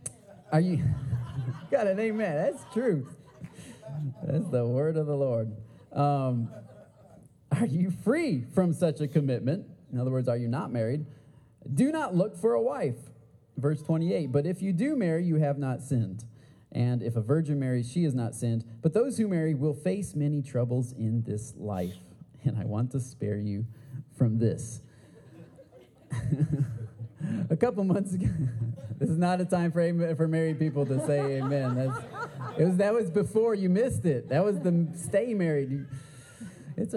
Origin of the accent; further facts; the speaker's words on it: Port Huron, Michigan, United States; I grew up in Port Huron, Michigan, a little town in Michigan